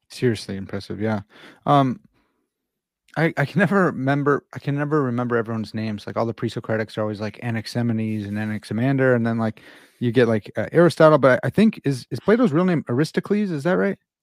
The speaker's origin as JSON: {"language": "English", "region": "Midwest", "country": "United States", "said": "I'm from the Midwest"}